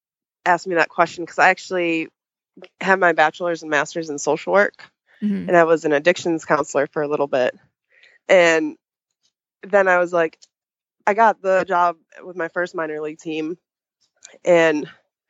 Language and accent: English; Chicago, Illinois, United States; moved away as an adult; I'm actually from Chicagoland area originally.